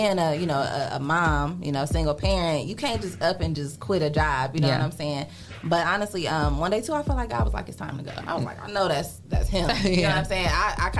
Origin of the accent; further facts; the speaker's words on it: Toledo, Ohio, United States; I'm from Toledo, Star High School graduate.